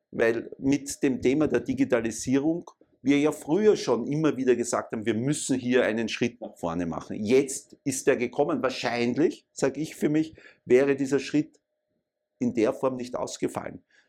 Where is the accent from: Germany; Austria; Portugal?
Austria; Vienna; ich bin in Wien geboren, äh, Jahrgang 64 war eigentlich immer in Wien aktiv und äh, habe meine ganze Schulzeit äh, und Universitätszeit in Wien abgearbeitet